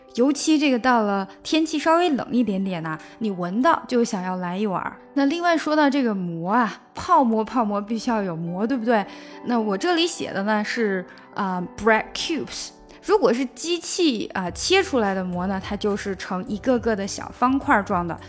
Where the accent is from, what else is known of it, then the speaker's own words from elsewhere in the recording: Xi'an, Shaanxi, China; moved away; also born or lived in United States; 我是西安人，啊，虽然就是在美国很多年，但是实际上我还是西安人